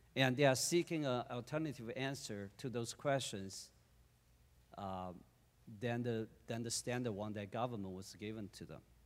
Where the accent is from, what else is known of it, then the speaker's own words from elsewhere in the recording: China; moved away; I was born in China in nineteen seventy-four